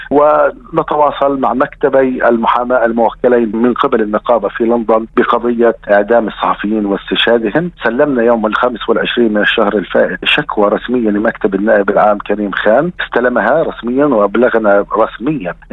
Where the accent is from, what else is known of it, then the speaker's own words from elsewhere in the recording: Palestine; هذا حق وواجب حقنا كفلسطينيين أن يحاكم قتلتنا